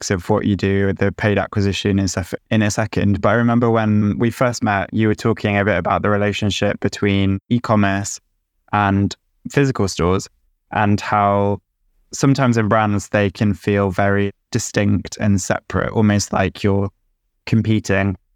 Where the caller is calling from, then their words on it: Cleveland, Ohio, United States; I'm calling in from Cleveland, Ohio, in the US.